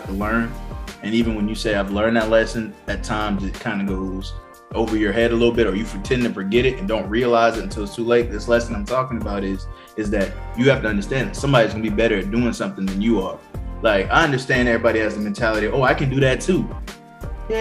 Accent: Johns Island, South Carolina, United States; I'm from Johns Island, South Carolina

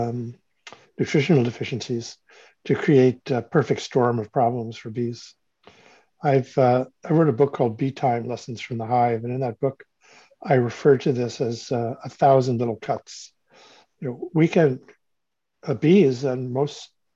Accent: Cleveland, Ohio, United States; moved away as an adult; I grew up in Cleveland, Ohio, and on the banks of the Cuyahoga River, which when I left town in 1968, I left to go to university.

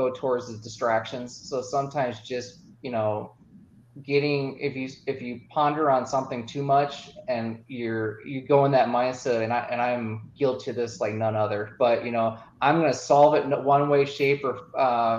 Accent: Midwest, United States; I'm from the Midwest.

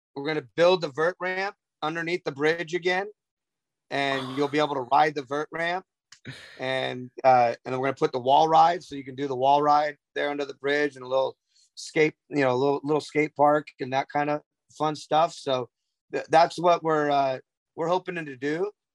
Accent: Southern California, United States; I grew up in Southern California

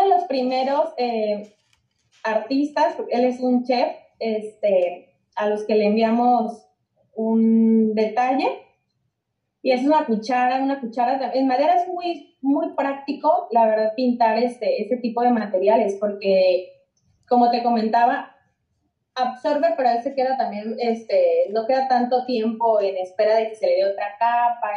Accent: Mexico; yo soy amante de México, me encanta mi país

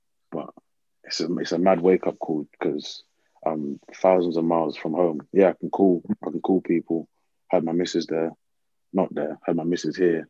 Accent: London, United Kingdom; also born or lived in North Carolina / Tennessee; I'm a Londoner from through and through, so going from London, big city, to middle of nowhere, North Carolina, or middle of nowhere, Tennessee, was a big shock.

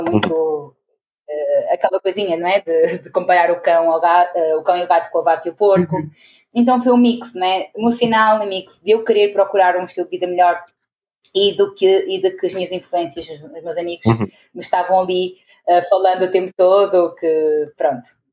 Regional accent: Portugal; moved away as an adult; also born or lived in Venezuela / Porto, Portugal; now in Angola; nasci em Venezuela, mas cresci em Portugal, porque os meus pais são portugueses uhum. e fui para lá com 5 anos. Uh, e aí foi lá que me formei, no Porto

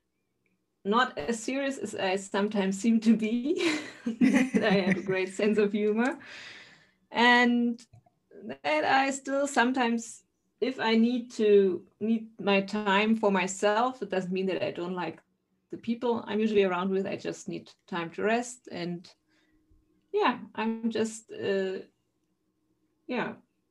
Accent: eastern Germany, Germany; I am from Germany, a town in the eastern part of Germany.

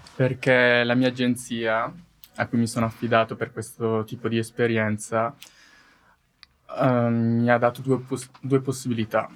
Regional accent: Italy; io vengo dall'Italia

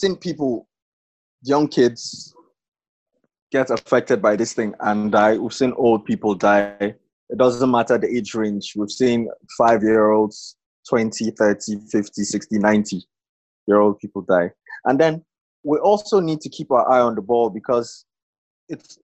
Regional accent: Nigeria; being Nigerian self is an affliction

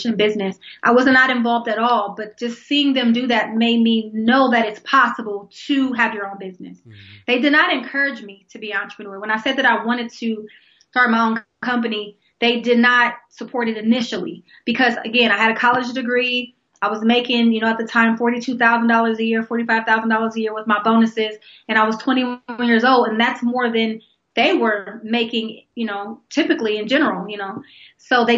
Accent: Columbus, Ohio, United States; born and raised in Columbus, Ohio, and actually that's where I live now.

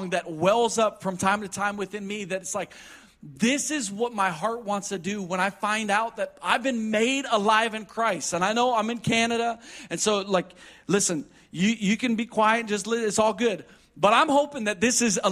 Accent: Midwest, United States; we were raised in the Midwest

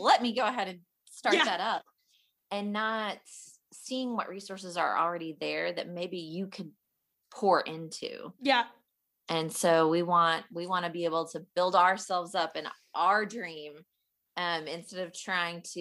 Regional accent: Fayetteville, Arkansas, United States; I am actually from Fayetteville, Arkansas.

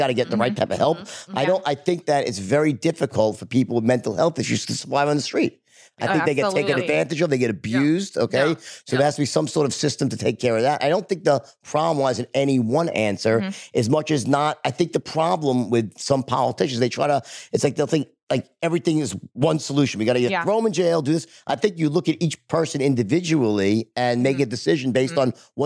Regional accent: United States; I'm from the United States

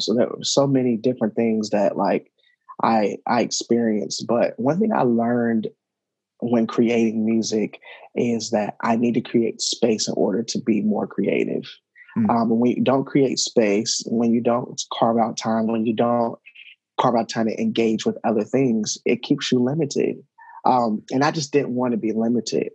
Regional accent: Cincinnati, Ohio, United States; the community that I grew up in in Madisonville and Cincinnati

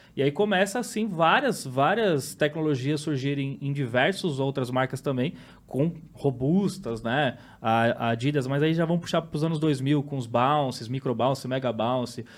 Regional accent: São Paulo, Brazil; Eu cresci, nasci e cresci no mesmo bairro e praticamente moro até hoje

